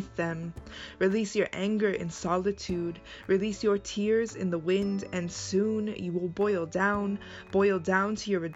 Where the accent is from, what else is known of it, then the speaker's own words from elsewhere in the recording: Colton, California, United States; born and raised in Colton, California